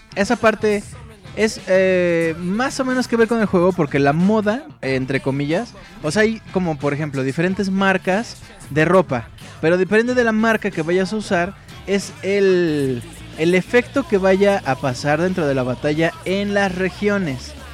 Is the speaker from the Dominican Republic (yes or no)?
no; Mexico; soy mexicano